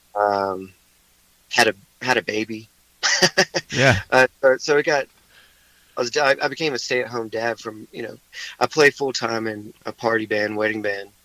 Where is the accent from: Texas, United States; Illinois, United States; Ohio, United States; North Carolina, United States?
North Carolina, United States; High Point; also born or lived in Greensboro; I grew up in High Point, so um, you know, I I lived. I've lived all over the place, but for most of my life, I've lived in High Point and Greensboro